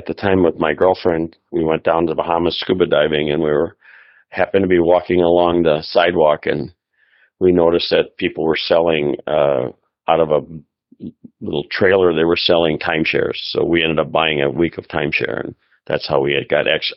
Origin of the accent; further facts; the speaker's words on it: Milwaukee, Wisconsin, United States; Born and raised in the greater Milwaukee, Wisconsin area